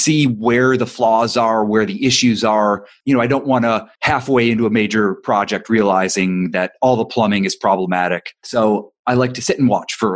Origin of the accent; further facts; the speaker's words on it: Ohio, United States; now in Los Angeles, United States; I'm not from Los Angeles, I'm from Ohio